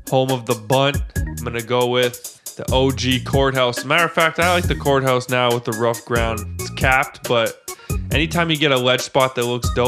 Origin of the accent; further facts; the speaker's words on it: San Diego, California, United States; I'm from San Diego, so I noticed you got some clips on some legendary spots out here.